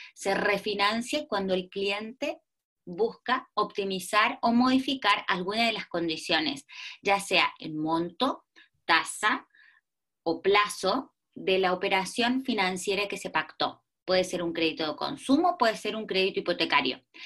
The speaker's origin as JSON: {"language": "Spanish", "country": "Argentina", "moved": "as an adult", "lives_now": "Chile", "said": "soy una argentina que lleva 18 años en Chile"}